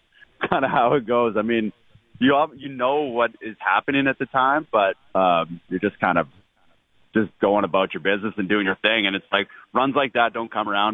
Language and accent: English; Canada; yeah, I know, but I grew up wearing a toque all the time